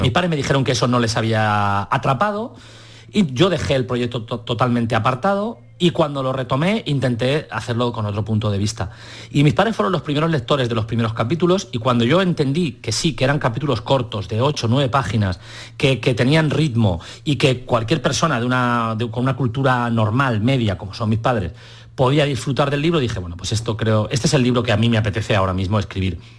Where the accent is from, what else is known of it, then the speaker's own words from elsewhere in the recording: Albacete, Castilla-La Mancha, Spain; moved away as an adult; now in Valencia, Spain; Yo ahora estoy en Valencia, me he trasladado a Valencia, pero bueno, yo soy de Albacete